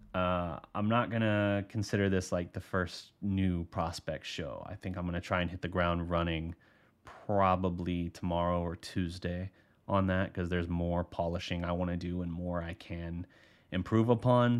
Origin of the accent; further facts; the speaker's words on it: Oklahoma, United States; moved away; I'm from Oklahoma originally